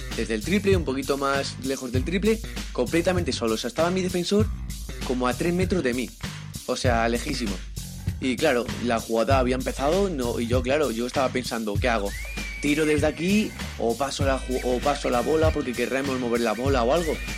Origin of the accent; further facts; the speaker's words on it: Madrid, Community of Madrid, Spain; soy de aquí de Madrid, del distrito de Ciudad Lineal.